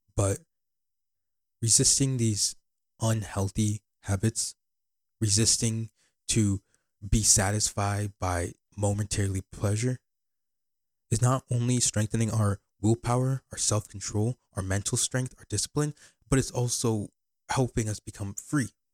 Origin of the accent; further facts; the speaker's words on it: Bettendorf, Iowa, United States; also born or lived in Ghana; I live in Bettendorf, Iowa.